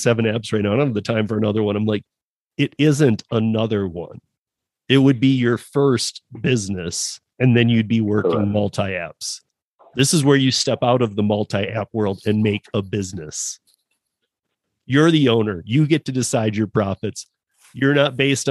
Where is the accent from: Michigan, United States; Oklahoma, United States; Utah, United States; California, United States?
Michigan, United States; now in Colorado, United States; I'm originally from Michigan. I'm relocated out here in Colorado.